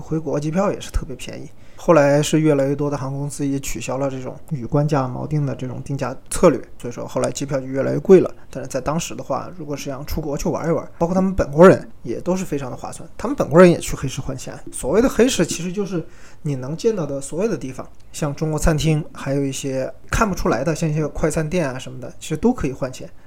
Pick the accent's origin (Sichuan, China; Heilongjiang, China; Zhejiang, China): Sichuan, China; accent: Sichuan Mandarin (川普); also born or lived in Venezuela; 我是四川人，所以我的普通话呢不是特别的标准